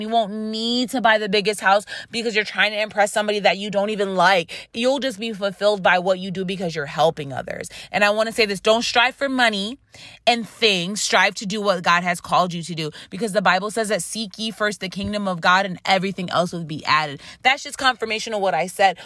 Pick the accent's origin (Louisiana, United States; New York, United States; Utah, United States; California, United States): New York, United States; Rochester; accent: Rochester; my Rochester accent is coming out